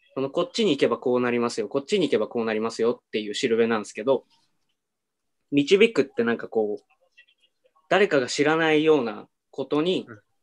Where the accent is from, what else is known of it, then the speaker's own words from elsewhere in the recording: Aomori, Japan; also born or lived in Tokyo; now in Sendai, Japan; 僕青森出身なんですよ